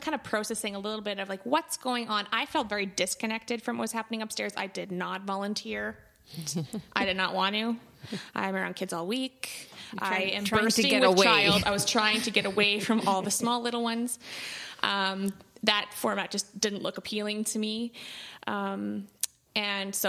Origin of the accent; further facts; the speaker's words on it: Altona, Manitoba, Canada; also born or lived in Winnipeg; I grew up in Altona. I've lived in Altona most of my life other than pursuing post-secondary in Winnipeg.